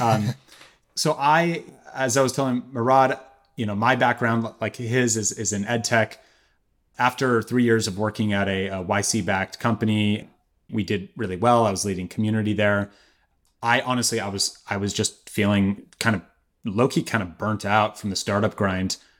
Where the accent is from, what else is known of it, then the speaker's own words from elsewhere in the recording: Berkeley, California, United States; I'm from Berkeley, and I remember seeing inconvenient truth in theaters with my very Berkeley parents